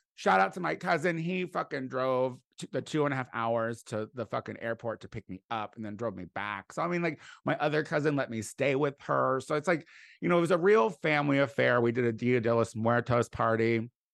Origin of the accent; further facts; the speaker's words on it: Clinton, Illinois, United States; moved away; the very house that I grew up